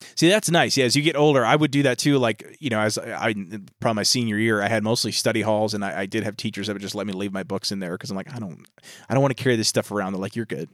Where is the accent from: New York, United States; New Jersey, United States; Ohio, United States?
New York, United States; we're from New York